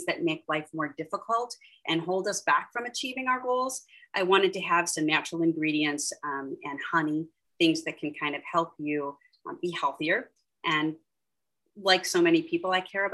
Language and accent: English; Pittsburgh, Pennsylvania, United States; moved away; I'm from Pittsburgh originally.